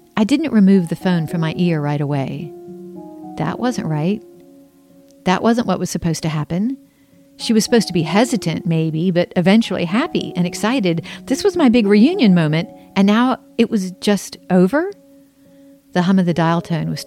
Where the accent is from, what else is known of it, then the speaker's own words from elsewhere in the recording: Charleston, South Carolina, United States; I was born in Charleston and put up for adoption